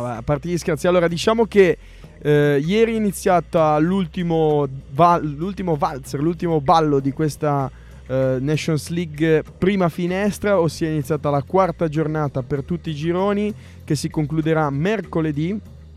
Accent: Recco, Liguria, Italy; a Recco, nel mio paese c'è una chiesa di Sant'Antonio

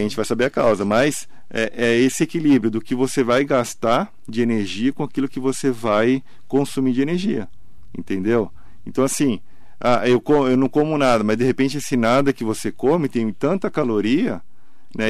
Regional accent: Santos, São Paulo, Brazil; now in Mogi das Cruzes, Brazil; Eu sou de Santos. Eu sou, eu sou mais mogiano do que santista

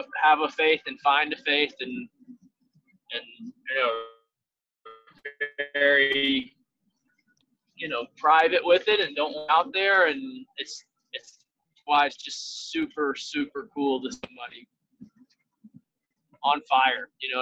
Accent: South Carolina, United States; I grew up in South Carolina

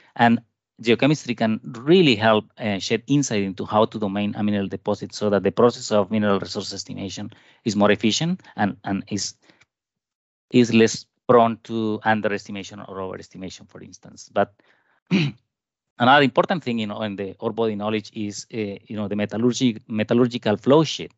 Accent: Colombia; moved away as an adult; also born or lived in Japan / Canada; I was born in Colombia, and I did my bachelor degree in Colombia

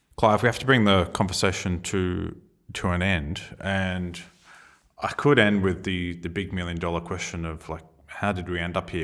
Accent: Australia

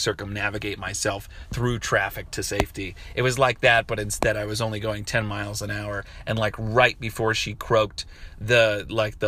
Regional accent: Harrisburg, Pennsylvania, United States; moved away; I'm from Harrisburg, fucking Pennsylvania

